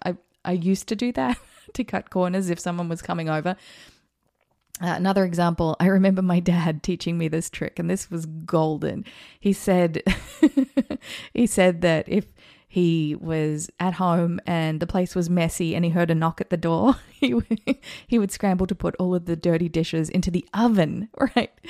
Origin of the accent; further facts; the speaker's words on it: New Zealand; also born or lived in Australia; now in United States; I was born in New Zealand, so I'm a New Zealander.